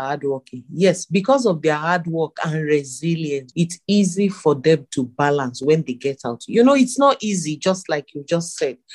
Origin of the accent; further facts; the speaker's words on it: Nigeria; As a Nigerian